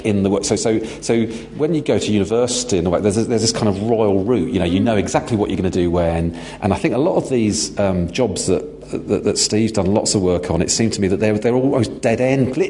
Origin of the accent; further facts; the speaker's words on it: London, United Kingdom; I'm from London